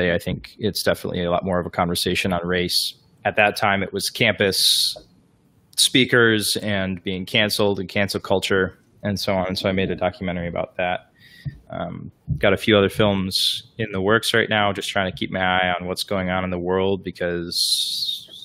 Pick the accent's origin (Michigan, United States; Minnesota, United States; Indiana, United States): Michigan, United States; moved away as an adult; also born or lived in Alabama / Atlanta; now in Florida, United States; I grew up in Michigan, even though I was born in Alabama, and spent my whole life in small town Michigan